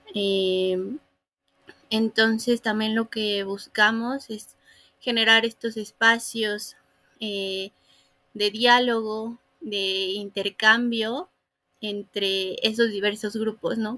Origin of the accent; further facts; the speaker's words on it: Fortín, Veracruz, Mexico; also born or lived in Puebla; nací en Puebla, pero crecí en Veracruz